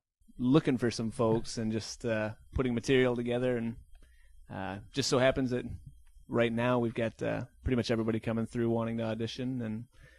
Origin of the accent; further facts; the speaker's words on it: Clare, Michigan, United States; I'm 26 years old. I'm from Clare, Michigan